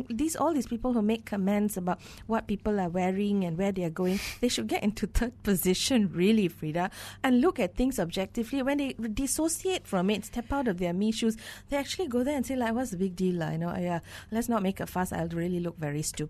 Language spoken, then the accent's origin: English; Malaysia